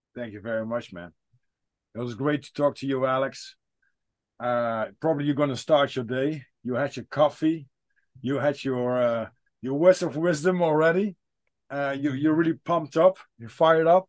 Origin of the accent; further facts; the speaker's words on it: Netherlands; I'm from the Netherlands